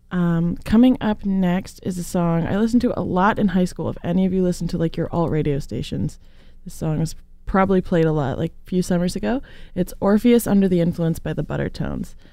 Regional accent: the Bay Area, California, United States; because that's my hometown. Um, well, not really, but the Bay Area.

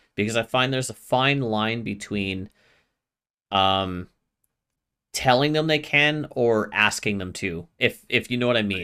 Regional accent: Canada; as a Canadian

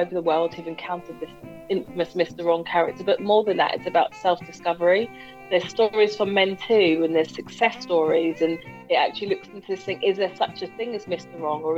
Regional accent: Hounslow, London, United Kingdom; moved away as an adult; also born or lived in Hammersmith; now in South East London, United Kingdom; I was born in Hammersmith. I grew up in Hounslow.

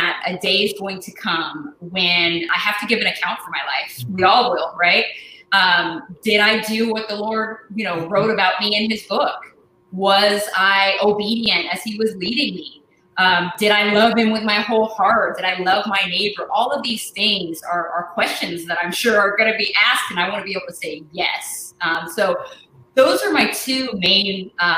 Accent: Portland, Oregon, United States; I was born and raised in Portland, Oregon. I'm a West Coast girl

